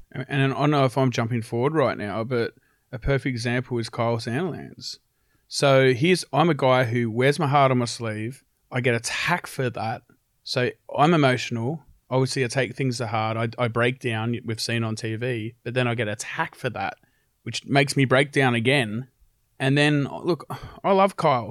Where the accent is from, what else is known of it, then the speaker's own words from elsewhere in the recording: Sydney, New South Wales, Australia; moved away as an adult; now in Brisbane, Australia; I moved from Sydney to Brisbane